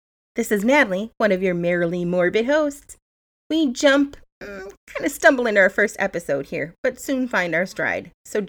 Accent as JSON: {"language": "English", "town": "Milwaukee", "region": "Wisconsin", "country": "United States", "also_born_or_lived": "Menomonee Falls, Wisconsin", "moved": "as an adult", "lives_now": "Viroqua, United States", "said": "I hail from the Milwaukee area. So we've only been here about a year"}